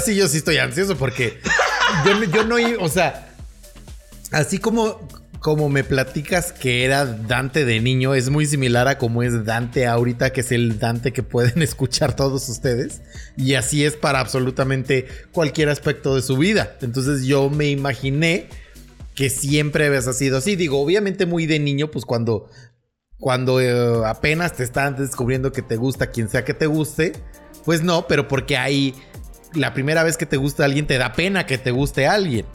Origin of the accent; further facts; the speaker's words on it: Naucalpan, State of Mexico, Mexico; no somos ni parte de la Ciudad de México ni parte del Estado